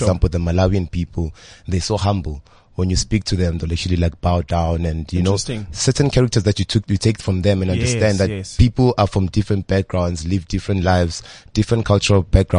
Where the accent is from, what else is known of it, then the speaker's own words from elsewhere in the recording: Johannesburg, Gauteng, South Africa; also born or lived in Tembisa; I grew up in Johannesburg, Hillbro. Moved all the way to Tembisa.